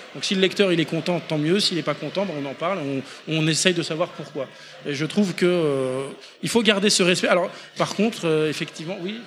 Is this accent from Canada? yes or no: no; Poitiers, Nouvelle-Aquitaine, France; nous on vient du Poitou, de Poitiers